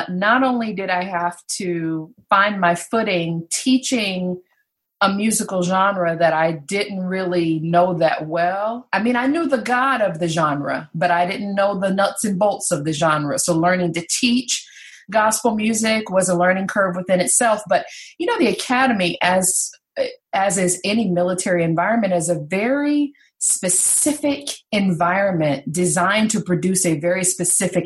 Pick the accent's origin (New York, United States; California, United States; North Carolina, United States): North Carolina, United States; I was raised in North Carolina